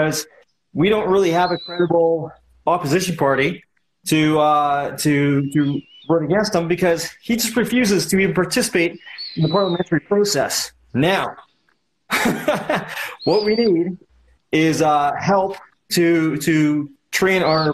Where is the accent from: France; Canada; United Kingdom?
Canada; I'm from Canada